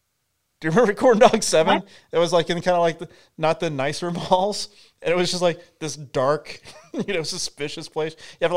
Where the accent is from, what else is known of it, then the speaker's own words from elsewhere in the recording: El Paso, Texas, United States; moved away; I grew up in the West Texas town of El Paso